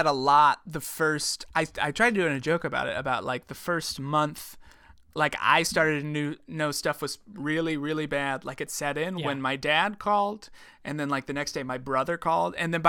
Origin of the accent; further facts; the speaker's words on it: Midwest, United States; listen, I'm from the Midwest, but they're not the same.